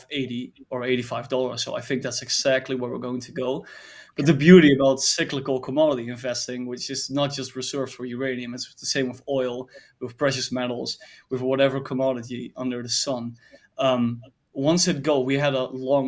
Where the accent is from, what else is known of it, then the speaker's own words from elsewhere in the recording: Netherlands; I'm from the Netherlands